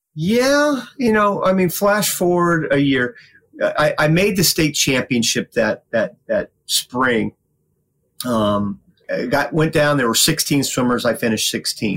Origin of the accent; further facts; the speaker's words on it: Winter Haven, Florida, United States; I grew up in Winter Haven, Florida